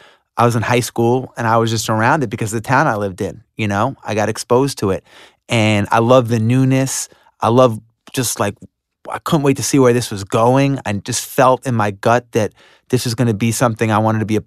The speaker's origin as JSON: {"language": "English", "town": "Long Island", "region": "New York", "country": "United States", "tie": "born or raised there", "said": "Well, I grew up in Long Island."}